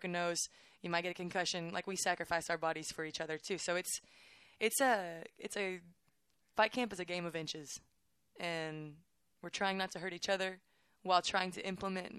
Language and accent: English; Waco, Texas, United States; I'm from Waco, so Baylor's like, I just wanted to go here